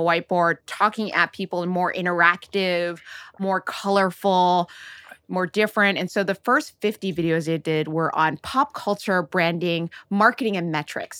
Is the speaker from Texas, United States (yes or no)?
no; Oakland, California, United States; I grew up in Silicon Valley.